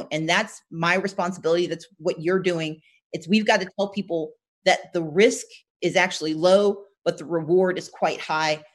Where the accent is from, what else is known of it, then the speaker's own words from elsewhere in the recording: Southern United States, United States; I'm from the South, so I have hope, the best, and I work for it.